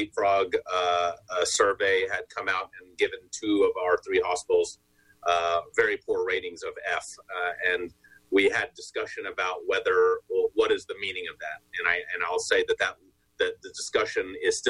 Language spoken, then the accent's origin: English; Texas, United States; moved away; Texas, I'm from Texas